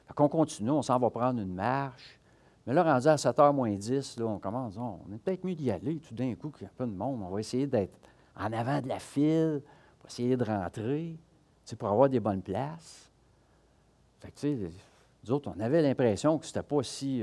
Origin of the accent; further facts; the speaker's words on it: Quebec, Canada; on est du Québec